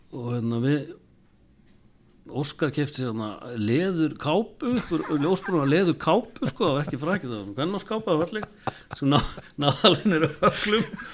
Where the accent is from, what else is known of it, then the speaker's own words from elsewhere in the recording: Eastern Region, Iceland; við náttúrulega byggum austur á landi